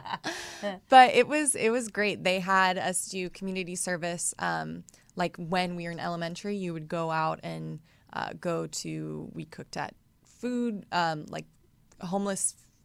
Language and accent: English; Atlanta, Georgia, United States; now in Los Angeles, United States; Atlanta. Great. I think it's a perfect mixture of the metropolitan city and the sort of charming Old South, Southern hospitality.